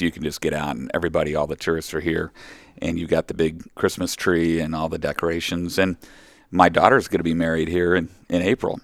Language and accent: English; Oklahoma City, Oklahoma, United States; moved away; So I grew up down in Oklahoma.